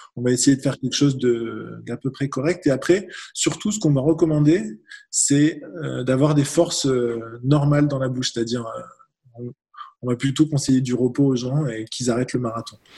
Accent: France; on est beaucoup de Français dans cette situation

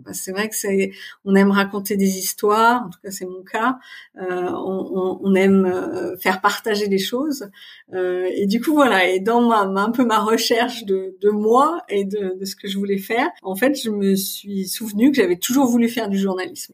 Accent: Paris region, near Versailles, Île-de-France, France; moved away as an adult; also born or lived in Haute-Savoie / Voisins-le-Bretonneux / Le Chesnay / England; now in Germany; je suis née en Haute-Savoie parce que mon père travaillait pour pour une boîte de, ski et de produits de ski. Euh, et puis ensuite, il a été muté à Paris. Donc en fait, j'ai grandi en région parisienne. Euh, près de Versailles

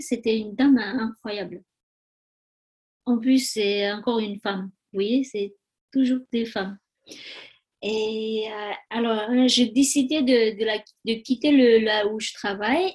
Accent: Tibet, China; French is a second language; moved away as an adult; also born or lived in Nepal / India; now in France; je suis née au Tibet j'ai grandi au Tibet, j'ai fait les études au Tibet.

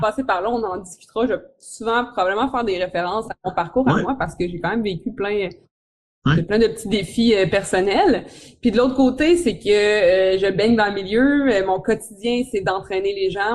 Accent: Quebec City, Quebec, Canada; je viens de Québec, Québec, Québec, la ville de Québec

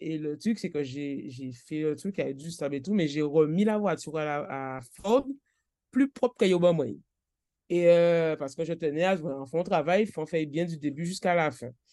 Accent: Trois-Rivières, Guadeloupe; now in Les Abymes, Guadeloupe; je suis de Trois-Rivières, mais j'habitais, j'habite aux Abîmes

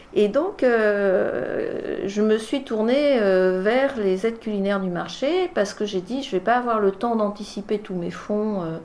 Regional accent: France; also born or lived in Bordeaux; on est revenu en 76 dans la région et j'ai grandi ici

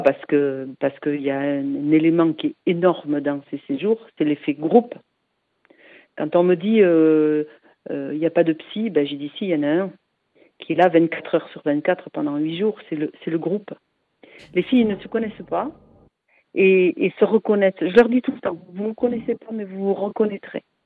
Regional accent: Biarritz, Nouvelle-Aquitaine, France; je suis de Biarritz

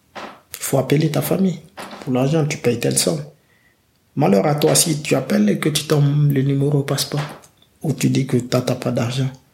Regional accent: Sangarédi, Boké Region, Guinea; moved away as an adult; now in France; je suis parti de la Guinée

